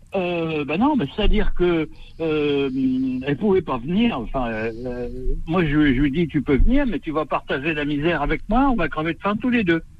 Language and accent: French; Normandy, France; moved away; je suis originaire de Normandie.